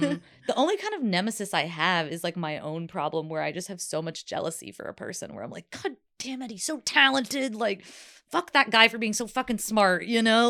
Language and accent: English; South Carolina, United States; moved away; also born or lived in New Jersey; I grew up in the South